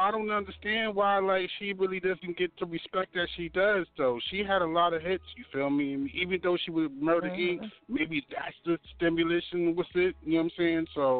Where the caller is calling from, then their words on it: Baltimore, Maryland, United States; I'm calling from Baltimore, Maryland, East Side, Zone 18.